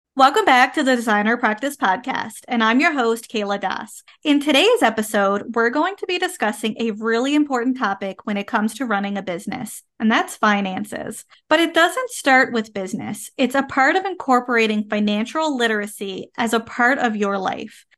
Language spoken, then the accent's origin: English; Canada; I am a Canadian social worker